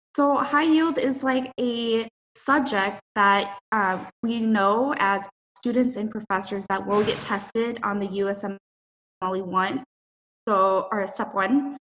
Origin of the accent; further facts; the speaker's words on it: Minnesota, United States; moved away; I'm from Minnesota